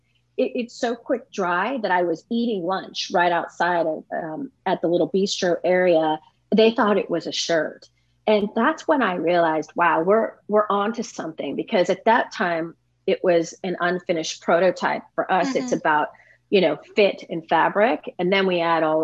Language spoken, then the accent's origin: English; San Francisco Bay Area, California, United States; moved away as an adult; also born or lived in Santa Barbara / Santa Monica; now in Minnesota, United States; I grew up in the San Francisco Bay Area and migrated south